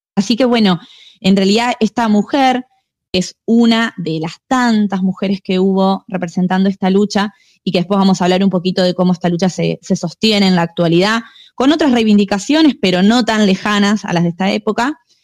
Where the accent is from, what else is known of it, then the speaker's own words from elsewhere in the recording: Argentina; los argentinos venimos de los barcos